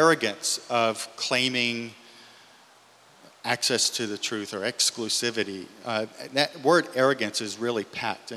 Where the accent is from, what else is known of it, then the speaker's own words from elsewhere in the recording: Louisiana, United States; I grew up in Louisiana